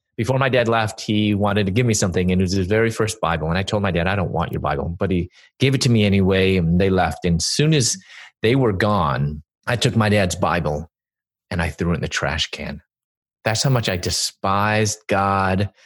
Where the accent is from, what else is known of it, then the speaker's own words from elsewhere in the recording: Chicago, Illinois, United States; moved away as an adult; also born or lived in Louisville / Atlanta; I'm from Chicago, and I moved from Chicago to Louisville